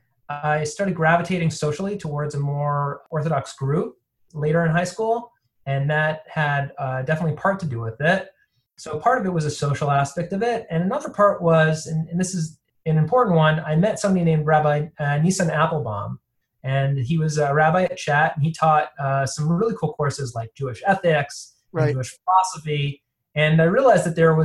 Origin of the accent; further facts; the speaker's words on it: Toronto, Ontario, Canada; now in Boston, United States; I was born in Toronto, Canada, and to wonderful South African parents. I grew up fairly traditional